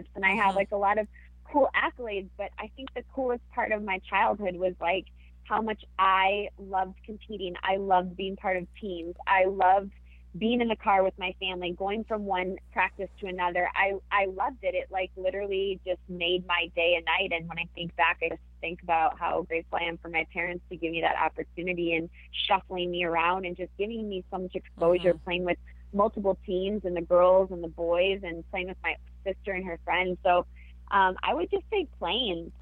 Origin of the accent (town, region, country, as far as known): Wisconsin, United States; born or raised there; moved away as an adult; also born or lived in California